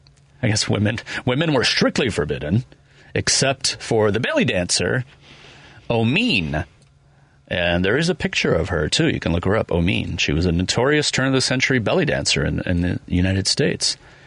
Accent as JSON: {"language": "English", "country": "Ireland", "said": "I'm Irish, so I can say this, but the Irish exit."}